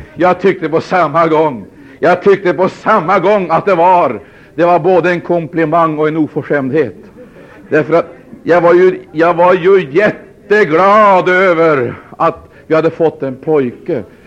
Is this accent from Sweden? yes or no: yes; Sweden; Vi är födda i Sverige. Vi har medborgarskap